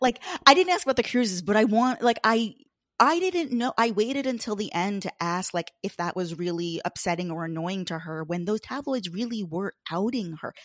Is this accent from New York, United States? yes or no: yes; Long Island, New York, United States; I'm from Long Island, Fire Island